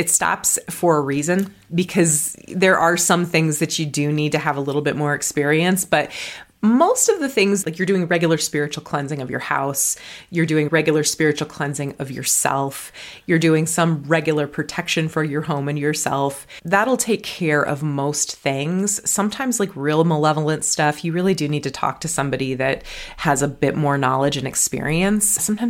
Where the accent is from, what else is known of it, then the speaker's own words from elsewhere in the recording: Colorado, United States; born there; also born or lived in New Mexico / Wyoming / Minnesota; I'm from all over the West. I was born in Colorado, lived in New Mexico, Wyoming. We spent 4 years in Minnesota so I could get a master's degree.